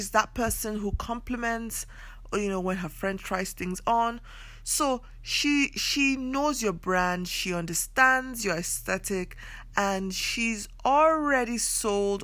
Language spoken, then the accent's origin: English; Nigeria; I come from Nigeria